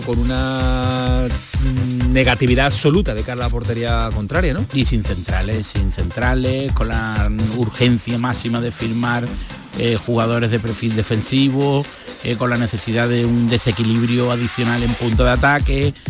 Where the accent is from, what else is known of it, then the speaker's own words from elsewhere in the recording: Andalusia, Spain; estoy enamorado de mi tierra